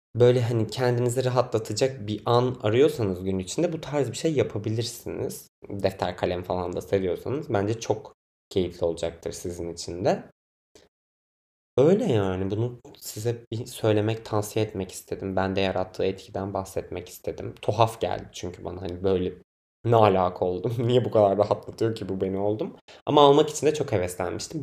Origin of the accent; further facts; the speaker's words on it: Biga, Çanakkale, Turkey; now in Istanbul, Turkey; Çanakkale, Çanakkale'liyim ben. Çanakkale'nin Biga ilçesinde ailem yaşıyor. Ben de oralıyım.